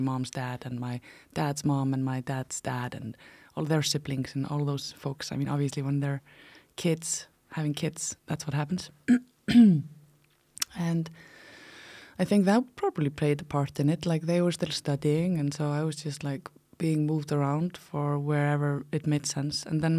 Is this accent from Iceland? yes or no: yes; Iceland; So like I said, I am from Iceland. I have lived in many, many places in Iceland. I had already moved 30 times when I was about 16 years old.